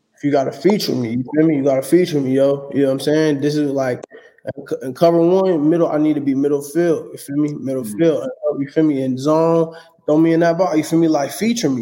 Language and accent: English; San Diego, California, United States; also born or lived in Oakland / Fairfield; I was born in Oakland, but then my childhood I lived over in SoCal, you know, over in uh, San Diego